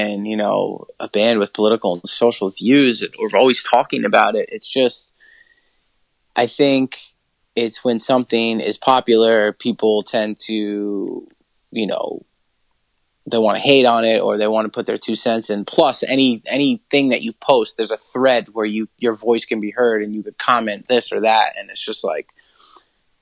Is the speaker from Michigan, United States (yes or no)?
no; New York, United States; we grew up in New York